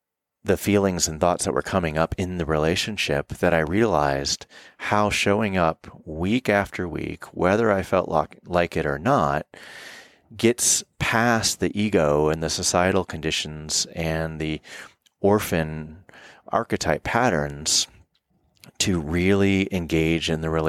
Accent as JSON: {"language": "English", "region": "the South", "country": "United States", "tie": "born or raised there", "said": "And as a male growing up in the South, I also had issues with intimacy and vulnerability, issues with commitment from a lot of things, not the least of which being an orphan."}